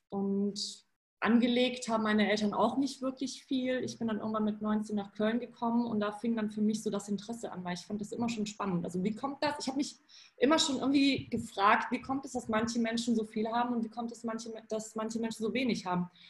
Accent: Poland; German is a second language; now in Germany; ich bin ja in Polen geboren und aufgewachsen und da gab es einfach kein Geld. Also zumindest nicht in meiner Familie.

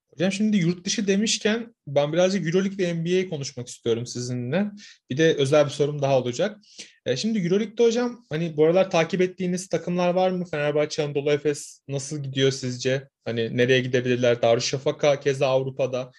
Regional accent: Samsun, Turkey; ben bir Karadenizliyim. Samsunluyum ben.

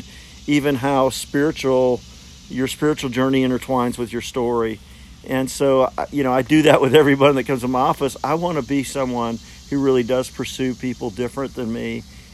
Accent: Fort Smith, Arkansas, United States; I grew up in Fort Smith, Arkansas, and I was probably 9-10 years old.

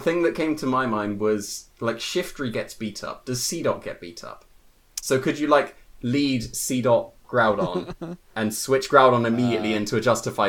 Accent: United Kingdom; I am British.

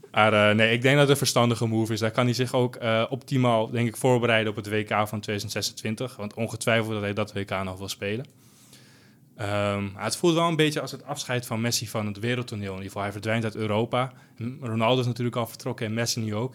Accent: Almere, Flevoland, Netherlands; ik kom uit Almere

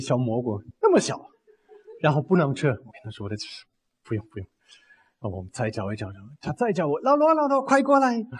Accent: Bavaria, Germany; Chinese is a second language; moved away; 我们租了一个小房子，在农村，在巴伐利亚农村

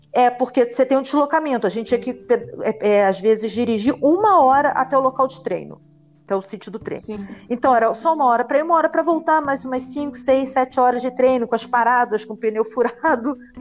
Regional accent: Rio de Janeiro, Brazil; eu sou, sou brasileira, sempre morei no Rio de Janeiro

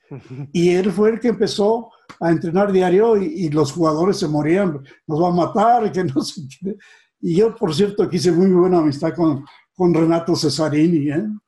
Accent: Mexico City, Mexico; also born or lived in Pachuca, Hidalgo; nací allá, pero muy joven, eh, nos trajo mi, papá a la capital

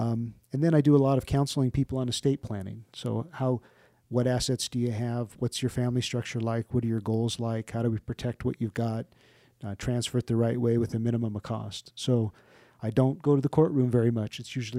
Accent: Maryland, United States; born there; I was born in Malcolm Grow Hospital and Andrews Air Force Base, which is now, I think, Joint Base Andrews, outside of Washington, D.C. So I am not a native. I guess I'm technically a semi-Southerner born south of the Mason-Dixon line in Maryland.

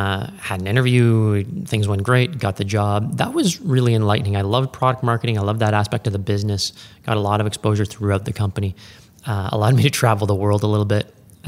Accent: Ottawa, Ontario, Canada; I was born and raised in Ottawa, believe it or not. Growing up in Ottawa, never thought I would stay.

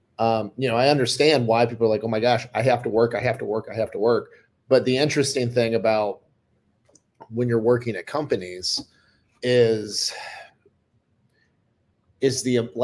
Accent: United States

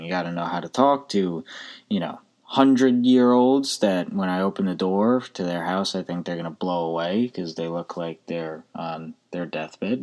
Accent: United States

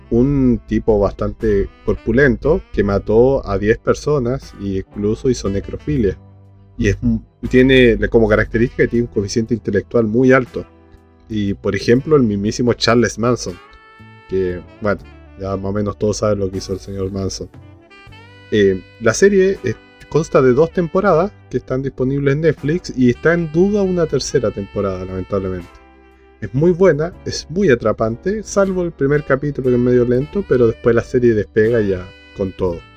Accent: Argentina; born there; Y nací en Argentina por culpa de la dictadura.

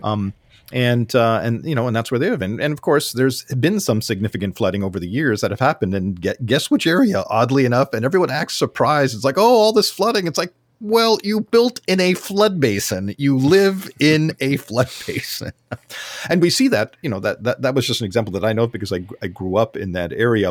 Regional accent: Southern California, United States; I grew up in Southern California

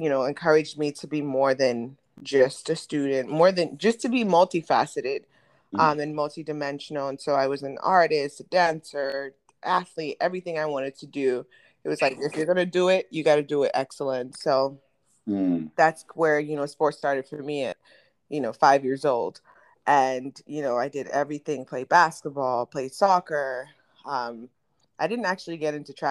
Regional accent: Ghana; moved away; I was born and raised in Ghana

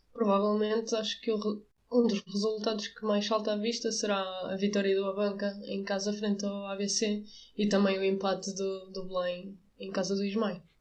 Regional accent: Avanca, Aveiro District, Portugal; eu sou de Avanca

